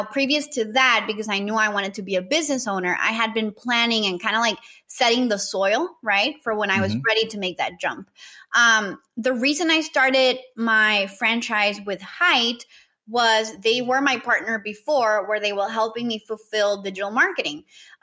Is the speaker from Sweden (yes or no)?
no; Nicaragua; also born or lived in Costa Rica; I am originally from Nicaragua.